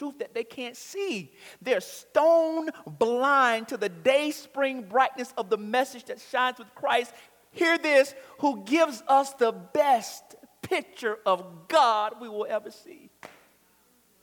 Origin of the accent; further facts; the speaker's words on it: Florida, United States; I was born in Florida. I plan on dying in Florida.